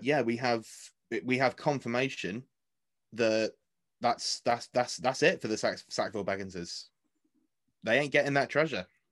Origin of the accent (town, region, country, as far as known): United Kingdom